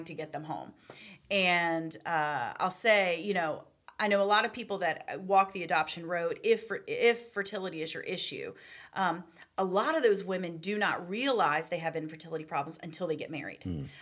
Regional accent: Charlottesville, Virginia, United States; I grew up in Charlottesville, Virginia

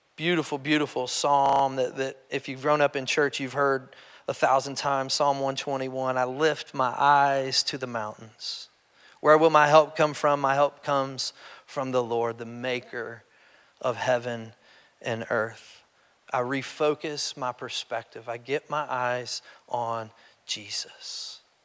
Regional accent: Kentucky, United States; I'm just from Kentucky

